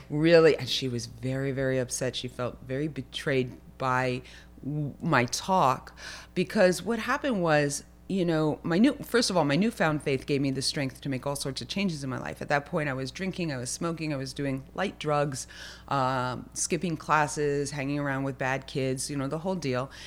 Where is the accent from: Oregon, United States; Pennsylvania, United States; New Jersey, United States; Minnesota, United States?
New Jersey, United States; Lakewood; I was actually born in Lakewood